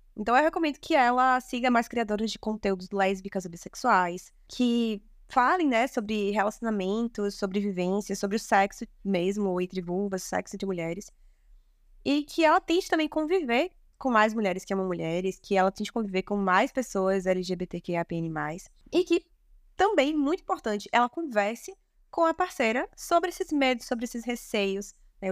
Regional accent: Salvador, Bahia, Brazil; falo aqui de Salvador, nasci e me criei aqui na Bahia

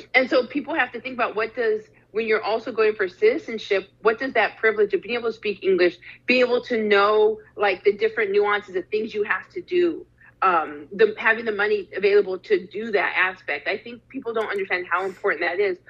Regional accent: Arizona, United States; moved away; also born or lived in Canada / Durham, North Carolina; I was born in Canada, but I was raised in Arizona

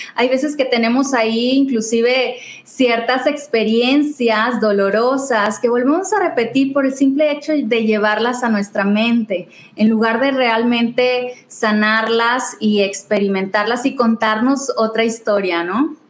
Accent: Tampico, Tamaulipas, Mexico; moved away as an adult; also born or lived in Mexico City; yo soy de Tampico

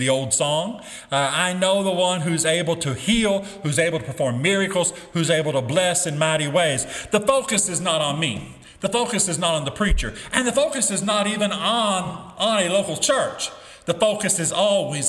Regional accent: United States; As an American, as a public school teacher

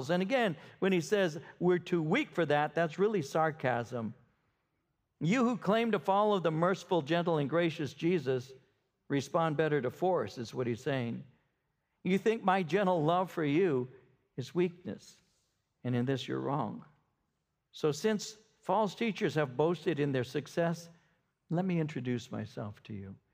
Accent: Ontario, Canada; I'm from Ontario. At that time, I was with Ontario.

